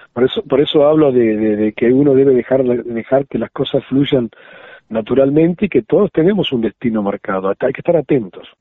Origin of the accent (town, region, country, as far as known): Juan Lacaze, Colonia, Uruguay; born or raised there; moved away; also born or lived in Argentina